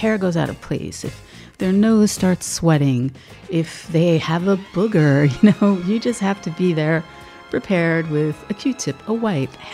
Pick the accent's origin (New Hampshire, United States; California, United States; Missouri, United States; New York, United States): New York, United States; New York City; in my home growing up in Brooklyn